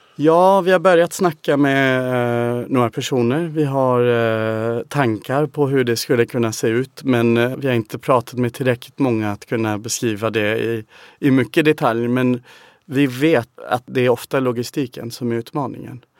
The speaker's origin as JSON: {"language": "Swedish", "region": "England", "country": "United Kingdom", "second_language": "Swedish", "moved": "as an adult", "lives_now": "Sweden", "said": "man kommer från England"}